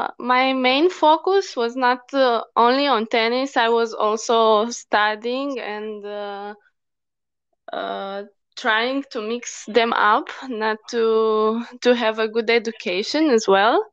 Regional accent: Bucharest, Romania; I was born in Romania, in a small city. like 400 kilometers from the capital, Bucharest. And I moved to Bucharest when I was 10

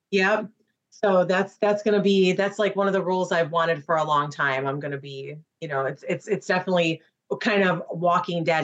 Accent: Chicago, Illinois, United States; accent: Midwest; moved away as an adult; now in Florida, United States; it's because I'm from Chicago.

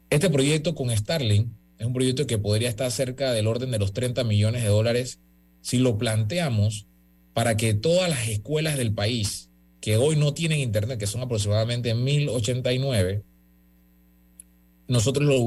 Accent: Panama; Eh, como buenos panameños nos pusimos intensos

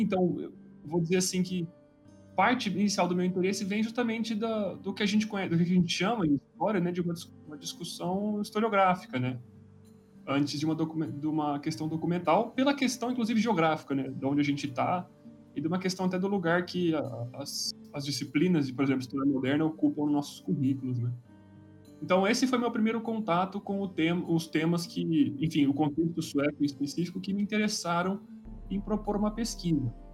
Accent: Brazil

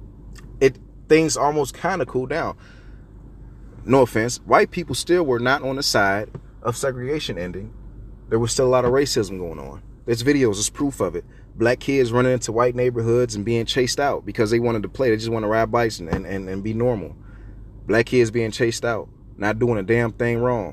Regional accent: United States; As an American civilian

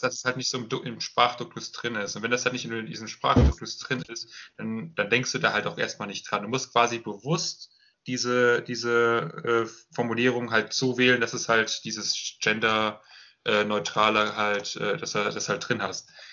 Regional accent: Germany; ich als Deutscher

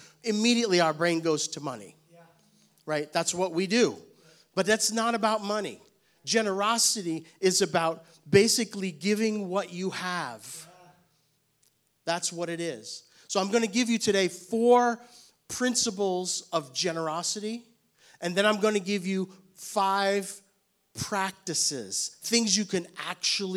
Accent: New York City, New York, United States; now in Knoxville, United States; I was born and raised in Brooklyn, New York

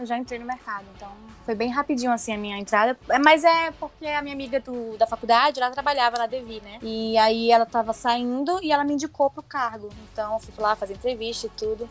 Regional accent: Manaus, Amazonas, Brazil; moved away as an adult; also born or lived in São Paulo; quando eu vim para São Paulo, né, eu sou de Manaus, e eu vim para São Paulo fazer faculdade de produção editorial

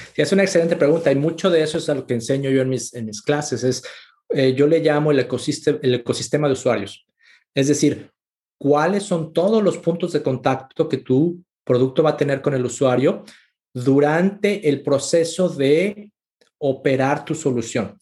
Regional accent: Mexico; moved away as an adult; also born or lived in Mexico City / Monterrey / Austin, Texas; Yo soy mexicano

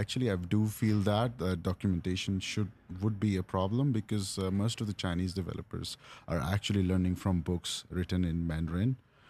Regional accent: New Delhi, Delhi, India; now in China; So I'm originally from New Delhi, India. I worked in Chandigarh, which is in the northern part of the country.

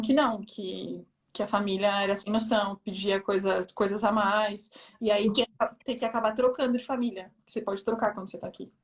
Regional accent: São Paulo, Brazil; moved away as an adult; now in Versailles, France; Eu sou de São Paulo, da Zona Leste de São Paulo

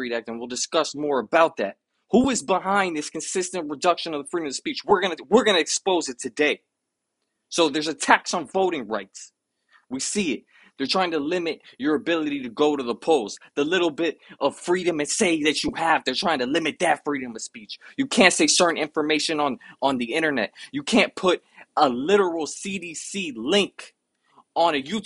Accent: United States; I come from the United States

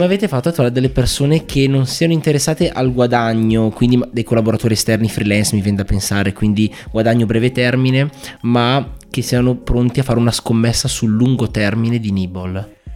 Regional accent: Bergamo, Lombardy, Italy; siamo tutti e due di Bergamo, è la prima volta che intervisto un compaesano

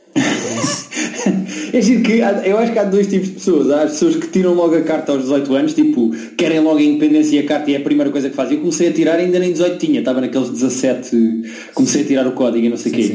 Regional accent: Lisbon, Portugal; accent: Lisbon accent; eu também tenho destaque, não é? Tenho destaque de Lisboa.

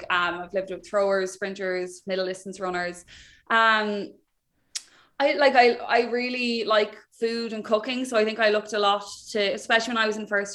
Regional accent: Wexford, Leinster, Ireland; moved away as an adult; also born or lived in Dublin; I'm from Wexford

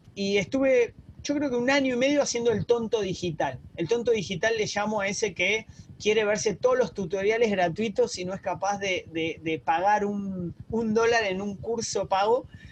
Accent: Argentina; moved away as an adult; also born or lived in Barcelona, Spain; now in Uruguay; te saludo de Uruguay, yo soy argentino

